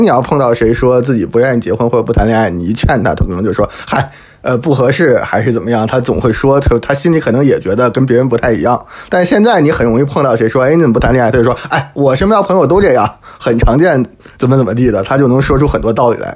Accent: Hebei, China; now in Paris, France; 我老家是河北的

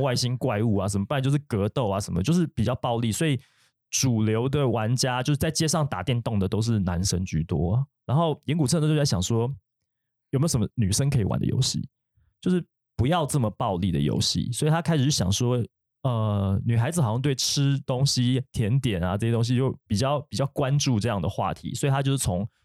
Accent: Taiwan; 我们台湾人

